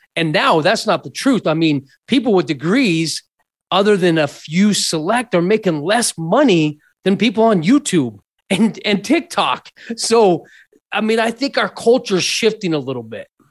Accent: Scottsdale, Arizona, United States; also born or lived in Mesa, Arizona; So I was born and raised in Scottsdale, Arizona

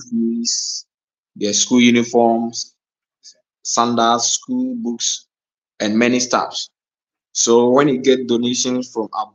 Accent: Ghana; I built a female football team in my hometown

